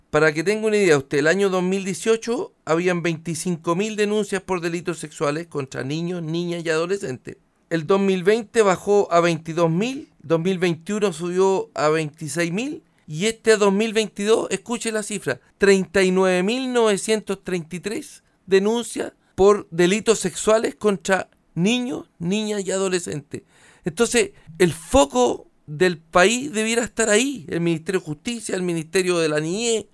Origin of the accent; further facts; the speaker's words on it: Chile; nosotros como chilenos